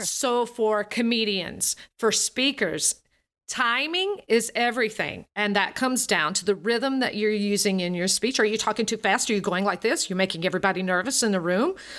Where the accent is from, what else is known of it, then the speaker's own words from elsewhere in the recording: Alabama, United States; accent: Southern; As a Southerner, I'm from the Southern U, United States. I grew up in Alabama, and I have this Southern accent.